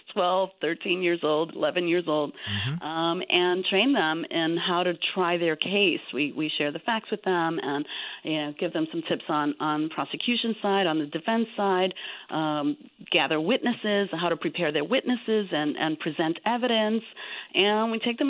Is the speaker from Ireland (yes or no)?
no; New York City, New York, United States; growing up in the South Bronx in the 80s.